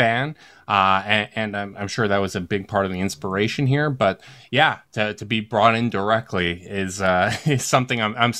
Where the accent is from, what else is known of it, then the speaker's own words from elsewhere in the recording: Winnipeg, Manitoba, Canada; from the Chase Down Podcast, also from Winnipeg.